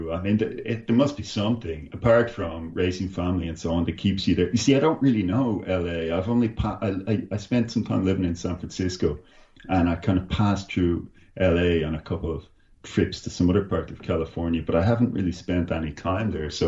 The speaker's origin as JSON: {"language": "English", "town": "Dublin", "region": "County Dublin", "country": "Ireland", "said": "And I, when I come from Dublin, I, I don't know if you've been to Ireland or to Dublin, but uh, it, it's a small place."}